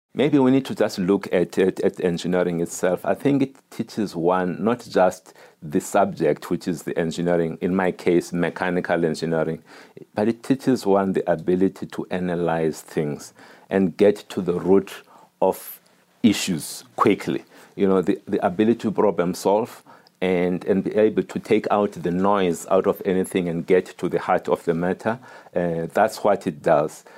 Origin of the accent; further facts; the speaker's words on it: Eastern Cape, South Africa; a boy growing up in the Eastern Cape